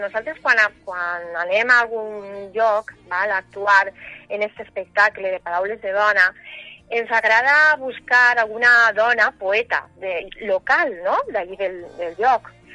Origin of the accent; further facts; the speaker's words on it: Valencian Community, Spain; now in Sueca, Spain; jo sóc valenciana, fincada a Sueca